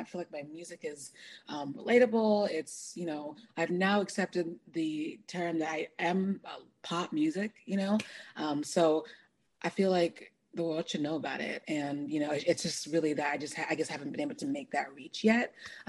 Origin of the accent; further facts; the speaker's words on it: New Orleans, Louisiana, United States; moved away; also born or lived in Chicago; originally from New Orleans, Louisiana. I'm a Nigerian American queen. I've lived everywhere.